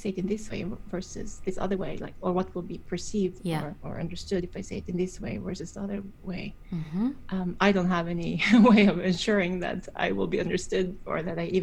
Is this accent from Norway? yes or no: yes; Norway; I grew up in Norway